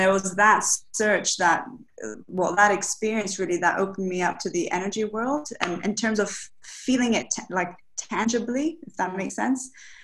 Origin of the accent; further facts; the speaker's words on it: Dubai, United Arab Emirates; also born or lived in Bahia, Brazil; But I'm half Brazilian, half British. But I was raised here in Dubai. So I used to go back to Brazil in the summers, and I'm from Bahia.